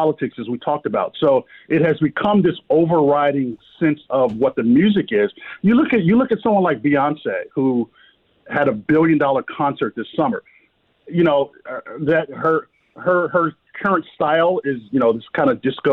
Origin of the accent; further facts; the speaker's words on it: New York City, New York, United States; now in Atlanta, United States; I grew up in Brooklyn, so I'm 5 miles away from where it started